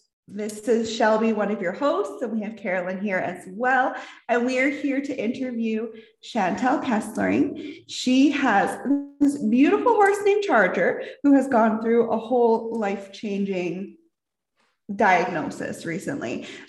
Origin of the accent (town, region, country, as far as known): Canadian Prairies, Canada